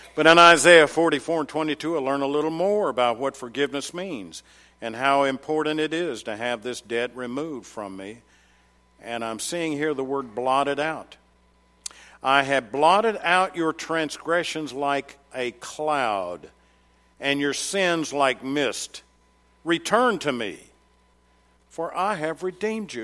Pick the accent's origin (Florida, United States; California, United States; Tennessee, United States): Tennessee, United States; Murfreesboro; I come from Middle Tennessee, and in case you didn't know, Murfreesboro, Tennessee, garden spot of America